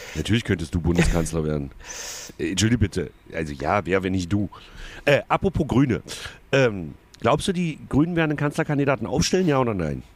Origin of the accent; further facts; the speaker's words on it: the East, eastern Germany, Germany; bei uns im Osten